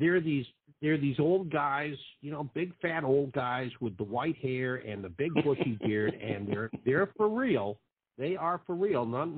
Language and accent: English; Boston, Massachusetts, United States; now in Florida, United States; I grew up in the Boston area, and being a kid back then, back in the late 50s and into the 60s